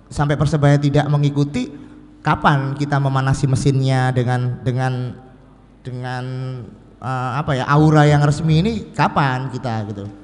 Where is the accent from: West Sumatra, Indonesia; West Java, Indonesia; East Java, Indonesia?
East Java, Indonesia; bagi kita sebagai orang Jawa Timur adalah sebuah kebanggaan karena di Jawa Timur ini kita akhirnya ada kompetisi resmi dalam taraf nasional